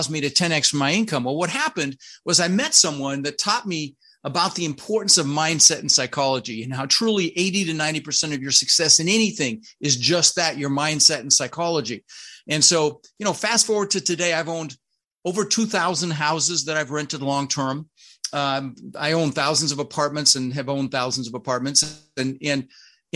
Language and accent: English; Denver, Colorado, United States; English is a second language; also born or lived in Netherlands; I immigrated from the Netherlands, from Holland, you know, wooden shoes and windmills. And we ended up in Denver, Colorado, where I lived for 30 years. Now, when we first got here, we really struggled. I was 6 years old